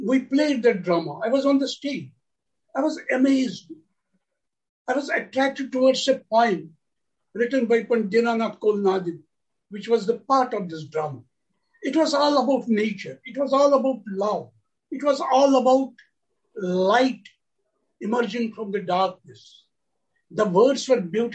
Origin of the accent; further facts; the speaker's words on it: Srinagar, Jammu and Kashmir, India; I was born in 1943 in Srinagar city, in the state of Jammu and Kashmir.